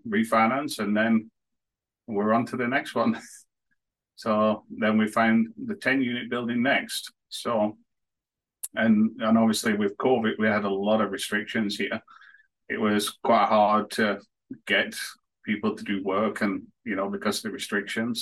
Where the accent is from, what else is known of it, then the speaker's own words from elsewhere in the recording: northwest of England near Manchester, North West England, United Kingdom; moved away as an adult; now in Canada; I was born and raised in England, the northwest of England near Manchester